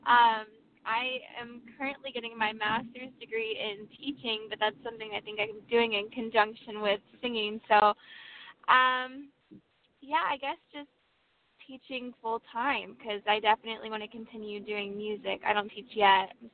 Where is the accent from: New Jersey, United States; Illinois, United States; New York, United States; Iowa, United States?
Illinois, United States; moved away as an adult; now in Nashville, United States; I grew up in Illinois